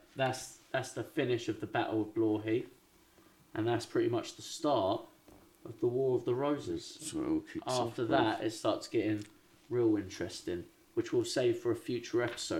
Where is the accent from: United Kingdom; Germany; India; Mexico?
United Kingdom; England; bruv, I'm from England